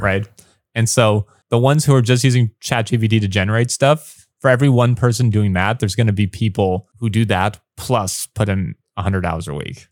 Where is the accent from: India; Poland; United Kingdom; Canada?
Canada; Windsor, Ontario; first language English; moved away as an adult; also born or lived in Los Angeles, United States; now in Taiwan; I've been on T V a little bit in my hometown